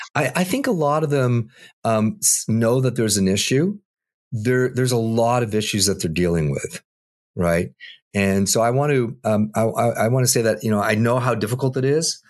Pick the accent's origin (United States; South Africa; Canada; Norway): Canada; I'm Canadian